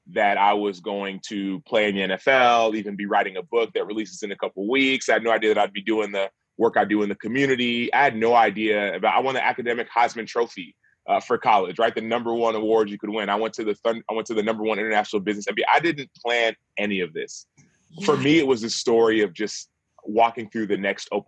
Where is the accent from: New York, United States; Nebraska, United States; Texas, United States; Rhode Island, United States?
Texas, United States; Dallas; moved away; also born or lived in Chicago; I was born and raised in Dallas